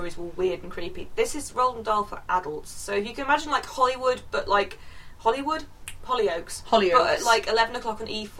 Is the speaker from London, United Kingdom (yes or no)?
no; Yorkshire and the Humber, United Kingdom; I grew up in North Yorkshire